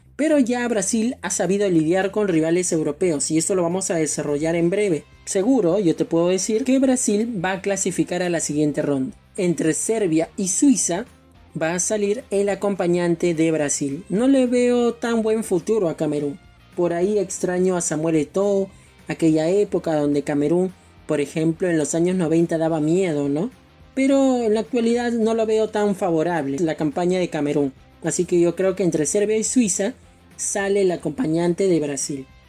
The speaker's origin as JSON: {"language": "Spanish", "country": "Peru", "said": "en mi caso como peruano"}